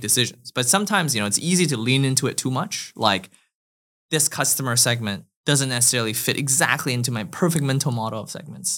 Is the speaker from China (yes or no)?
yes; China; moved away; also born or lived in Canada / United States; I grew up in China and then moved to Canada and then went to the U S for school